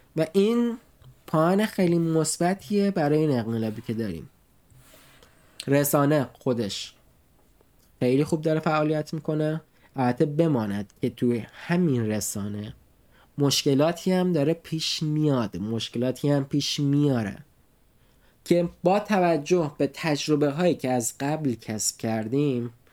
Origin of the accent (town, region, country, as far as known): Iran; now in Nuremberg, Germany